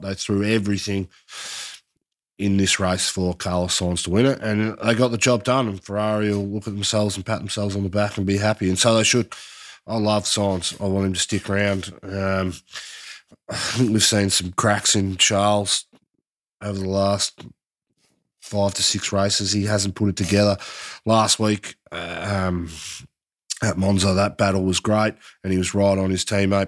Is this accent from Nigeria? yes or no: no; Australia; us as Aussie fans